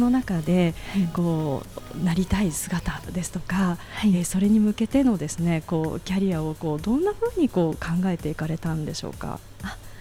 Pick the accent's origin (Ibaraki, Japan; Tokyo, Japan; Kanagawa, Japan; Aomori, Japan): Kanagawa, Japan; Yokohama; 実は私も横浜出身で